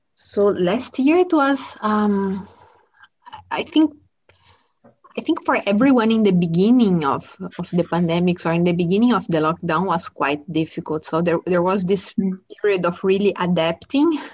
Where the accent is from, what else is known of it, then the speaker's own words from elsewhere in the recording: Brazil; I grew up in Brazil